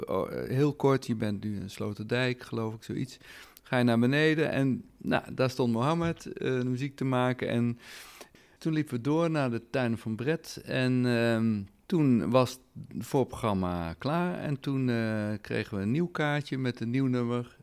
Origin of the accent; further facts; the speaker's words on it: Netherlands; wij zijn een rijk land